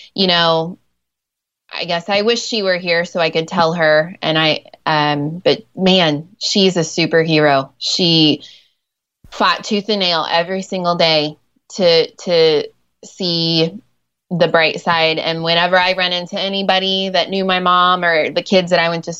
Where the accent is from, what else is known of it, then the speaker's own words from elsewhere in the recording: Ohio, United States; first language English; moved away as an adult; also born or lived in Nairobi, Kenya; I grew up in Ohio and I'm a school teacher